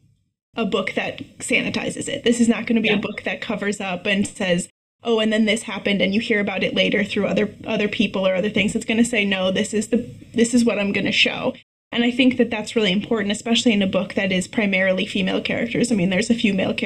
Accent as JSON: {"language": "English", "region": "Midwest", "country": "United States", "said": "I'm from the Midwest"}